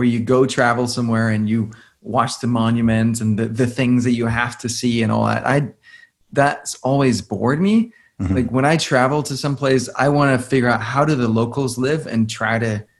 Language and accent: English; Denmark; moved away as an adult; also born or lived in New York, United States / India; I grew up in Denmark.